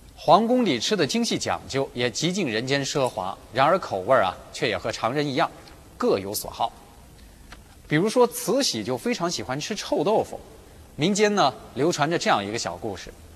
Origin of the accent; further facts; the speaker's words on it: China; 我们中国人